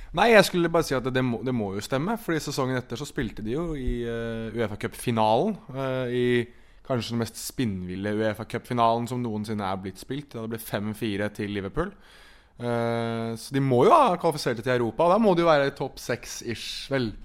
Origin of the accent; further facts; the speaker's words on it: Norway; som nordmann